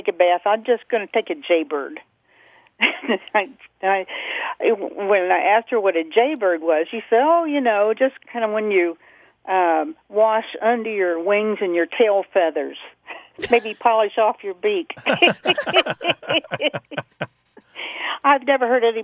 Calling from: Indianapolis, Indiana, United States; calling from Indianapolis.

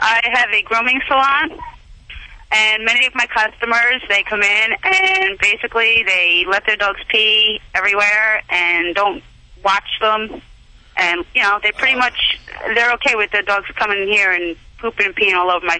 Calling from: Bergenfield, New Jersey, United States; I am calling from New Jersey.

